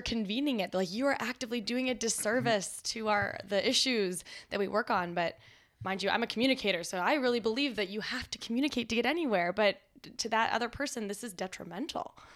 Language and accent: English; Canada; moved away; also born or lived in Washington, D.C.; as a Canadian